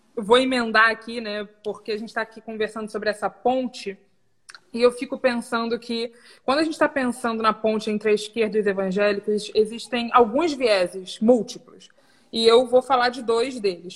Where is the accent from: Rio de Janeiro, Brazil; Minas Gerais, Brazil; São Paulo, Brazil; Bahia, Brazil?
Rio de Janeiro, Brazil; Rio; sou do Rio também